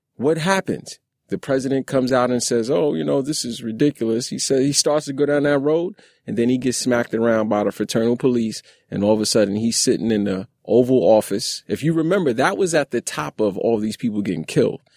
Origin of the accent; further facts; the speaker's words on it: New York City, New York, United States; I grew up in Brownsville